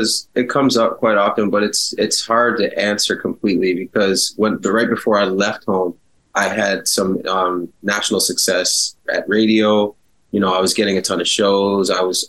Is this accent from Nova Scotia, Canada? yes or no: yes; Halifax, Nova Scotia, Canada; also born or lived in Toronto; I moved back to Halifax from Toronto when I was about 11 years old